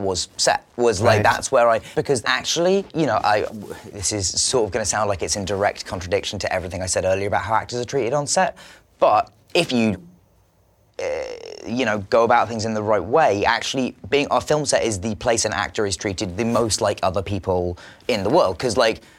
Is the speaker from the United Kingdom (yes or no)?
yes; England, United Kingdom; I'm English